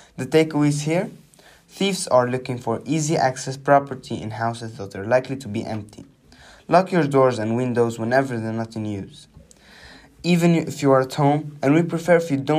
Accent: Nynäshamn, Stockholm County, Sweden; my hometown in Nynäshamn

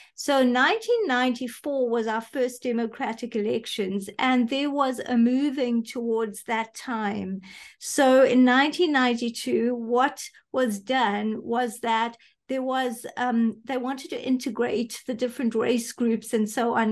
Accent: South Africa; was born here, grew up here. My parents were here

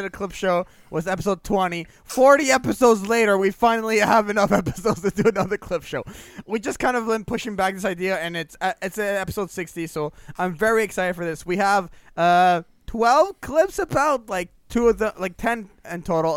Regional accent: Canada; I am Canadian.

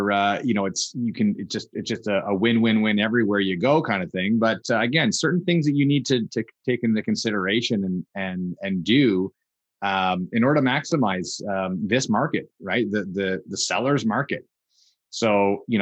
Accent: Kingston, Ontario, Canada; both my wife and I grew up in Kingston, Ontario.

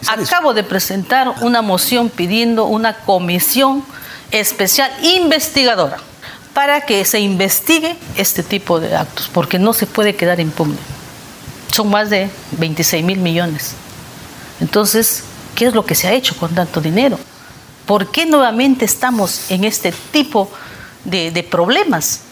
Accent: Peru; como peruana

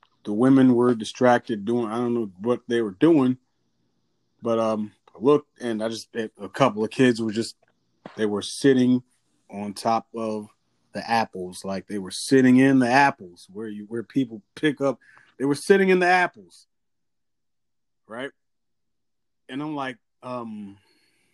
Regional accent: New York City, New York, United States; I grew up in New York City

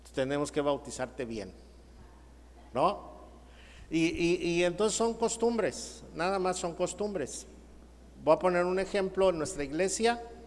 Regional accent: Mexico; nosotros en México bautizas al niño

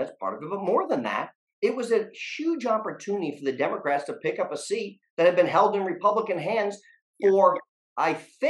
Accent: Lowell, Massachusetts, United States; now in New Hampshire, United States; the values I learned growing up in Lowell with a union printer as my grandfather for 40 years at Sullivan Printing.

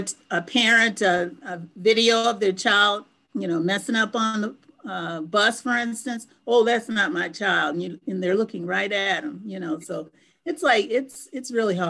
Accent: Detroit, Michigan, United States; now in Pittsburgh, United States; Originally Detroit, Michigan, but I've lived in Pittsburgh for about 21 years now.

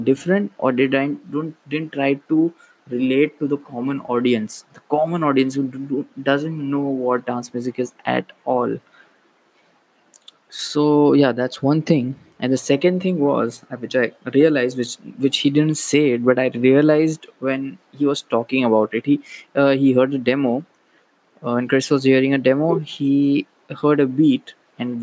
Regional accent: Maharashtrian community, Maharashtra, India; I was born in India. I was raised in a Maharashtrian community. I still stay in a Maharashtrian community.

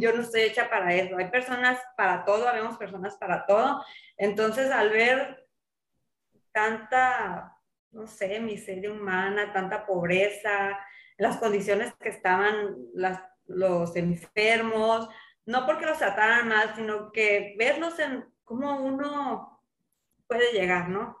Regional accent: Sinaloa, Mexico; moved away as an adult; also born or lived in Mazatlán; now in La Paz, Mexico; yo soy de Sinaloa y pues yo salí de la universidad

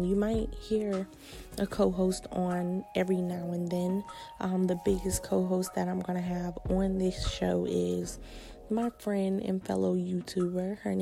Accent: Savannah, Georgia, United States; now in Maryland, United States; I am from Savannah, Georgia, but I reside in the DMV, Maryland to be exact.

